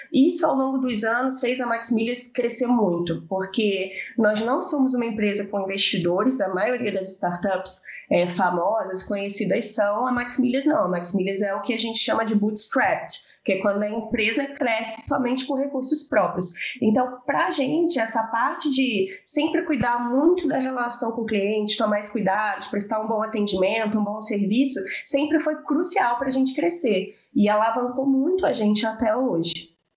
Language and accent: Portuguese; Rio de Janeiro, Brazil; also born or lived in São Paulo; now in Belo Horizonte, Brazil; sou carioca, morei 10 anos em São Paulo e moro em Belo Horizonte há 4